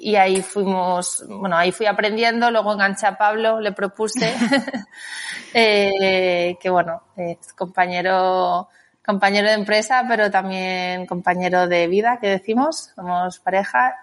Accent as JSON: {"language": "Spanish", "town": "Salamanca", "region": "Castile and León", "country": "Spain", "also_born_or_lived": "Valladolid", "moved": "as an adult", "lives_now": "Barcelona, Spain", "said": "soy de Salamanca"}